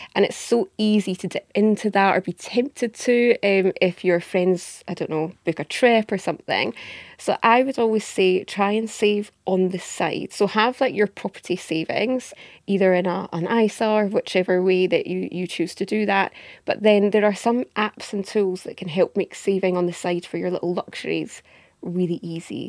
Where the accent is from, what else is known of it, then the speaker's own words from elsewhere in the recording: Scotland, United Kingdom; accent: Scottish; also born or lived in Edinburgh; You can tell by my accent, I'm based up in Edinburgh in Scotland.